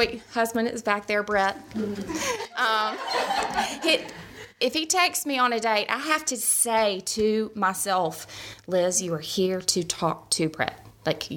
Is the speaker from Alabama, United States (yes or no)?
yes; Birmingham, Alabama, United States; also born or lived in Mississippi; I grew up here in Birmingham